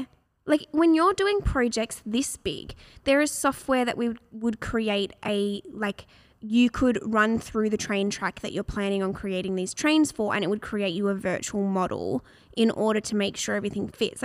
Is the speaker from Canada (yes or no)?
no; Perth, Western Australia, Australia; now in Melbourne, Australia; I'm from Perth